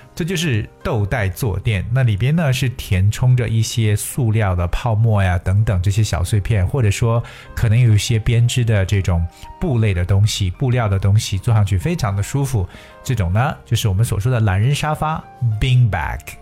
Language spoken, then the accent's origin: Chinese; China